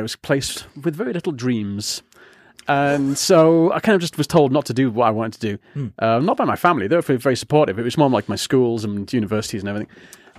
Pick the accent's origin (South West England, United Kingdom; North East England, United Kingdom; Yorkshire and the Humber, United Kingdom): North East England, United Kingdom; Yarm; He lives in Ingleby, Barwick, or Barwick, as we call it in Yarm. {S0} Yeah. {S2} And I'm from Yarm.